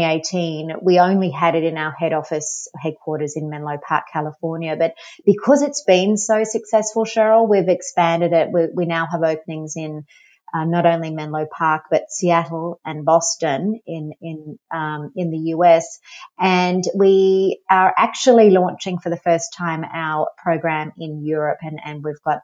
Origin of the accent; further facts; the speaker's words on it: Australia; moved away; I'm from Australia. You might have been able to tell, pick up the accent.